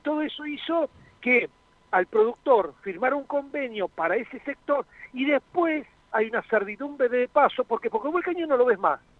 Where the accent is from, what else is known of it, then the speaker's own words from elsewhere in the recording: La Plata, Buenos Aires Province, Argentina; moved away as an adult; now in Salliqueló, Argentina; yo soy nacido en La Plata, pero hace 30 años soy hijo de saliquelenses, por eso estoy hace 30 años eh, en Saliqueló.